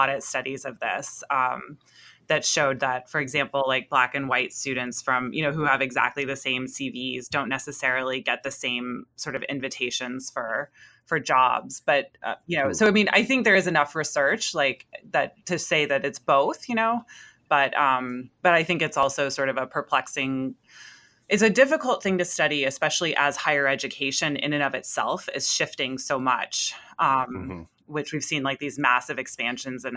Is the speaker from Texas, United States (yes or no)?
yes; Houston, Texas, United States; now in Chicago, United States; I'm from Houston